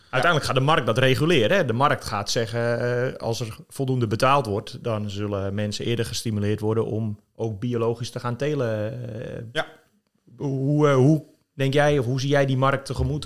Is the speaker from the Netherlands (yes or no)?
yes; Netherlands; wij Nederlanders